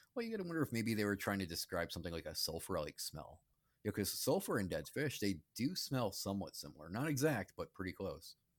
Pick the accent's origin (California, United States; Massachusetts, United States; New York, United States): Massachusetts, United States; Charlton; growing up in Charlton and Massachusetts, that's a small town